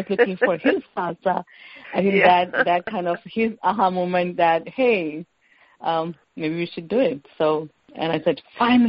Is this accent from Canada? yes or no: no; India; No, we are not Pakistani. We are from India.